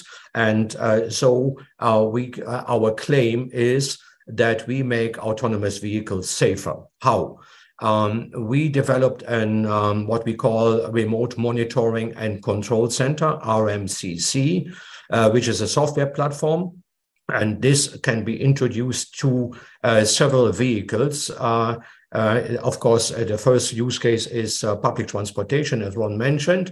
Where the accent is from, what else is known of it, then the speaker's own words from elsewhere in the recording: Germany; moved away as an adult; now in Boca Raton, United States; I'm originally from Germany, but I'm also a US citizen.